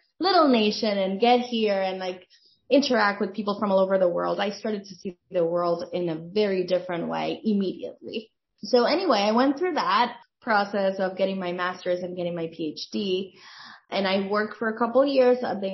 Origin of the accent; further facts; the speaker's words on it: Dominican Republic; moved away as an adult; now in United States; I'm originally from the Dominican Republic.